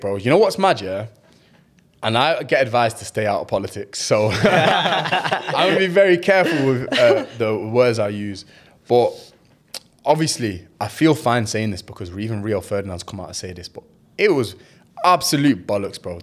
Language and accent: English; England, United Kingdom; as a Pakistani, as a British Pakistani